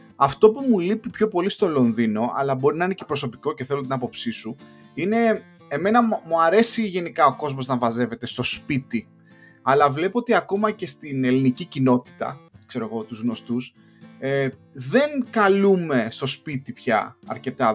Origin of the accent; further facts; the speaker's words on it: Greece; moved away as an adult; also born or lived in Luxembourg; now in London, United Kingdom; εμεί οι Έλληνε